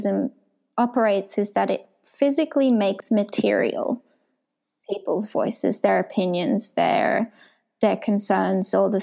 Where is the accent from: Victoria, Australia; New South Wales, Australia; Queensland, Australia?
Queensland, Australia; Gold Coast; moved away as an adult; also born or lived in Israel; now in Melbourne, Australia; born in Israel and I moved with my family to Australia when I was 8 years old. And I grew up on the Gold Coast and then moved to Melbourne to do my PhD